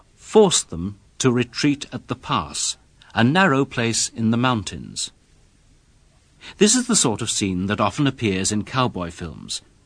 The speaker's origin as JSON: {"language": "English", "country": "United Kingdom", "said": "I'm British"}